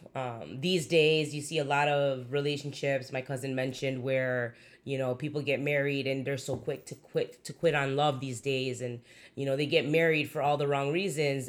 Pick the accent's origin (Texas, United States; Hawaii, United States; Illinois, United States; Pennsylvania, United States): Illinois, United States; Chicago; I'm pretty hood from Chicago, b-, grew up in Logan Square, Humboldt Park